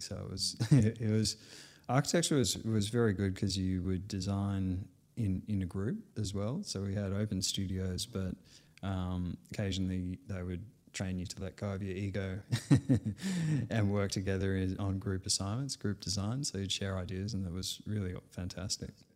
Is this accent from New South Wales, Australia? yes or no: yes; Sydney, New South Wales, Australia; I was born in Sydney